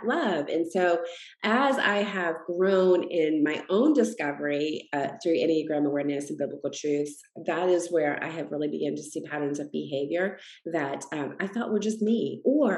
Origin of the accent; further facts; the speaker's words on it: Massachusetts, United States; I grew up in Massachusetts